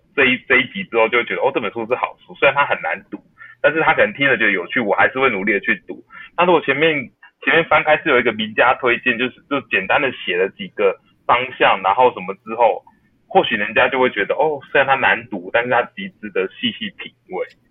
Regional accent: Taiwan; 我们台湾人

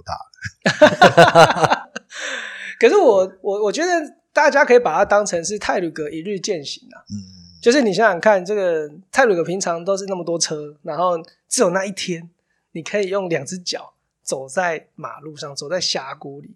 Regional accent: Kaohsiung, Taiwan; also born or lived in Taichung / Taipei; now in Hualien, Taiwan; 我在高雄出生嘛，然后台中当兵，台北念书跟工作都是待了，南北两个大城市都待了十多年

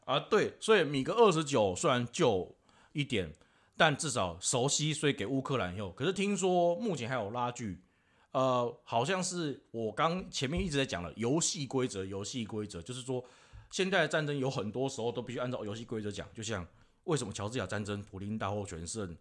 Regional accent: Taiwan; also born or lived in Taichung; 我讲台语不好

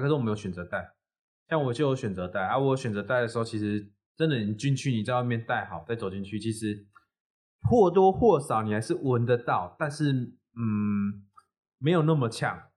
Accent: Chiayi, Taiwan; 我们老家在那个嘉义

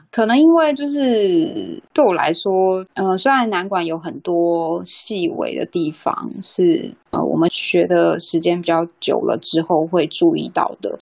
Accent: Taichung, Taiwan; now in Taipei, Taiwan; 又搬回台北，因为我本身是台中人

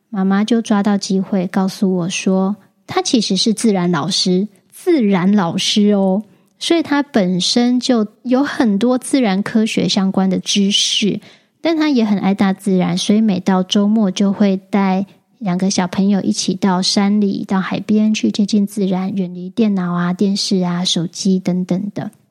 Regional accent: Taichung, Taiwan; moved away; 回了台中，我老家

